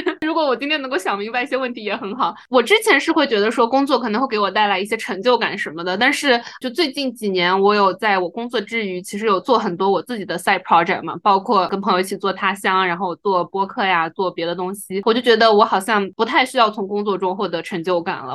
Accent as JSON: {"language": "Chinese", "country": "China", "also_born_or_lived": "United States", "moved": "yes", "said": "因为我们是中国人嘛，所以就绿卡也还在排期"}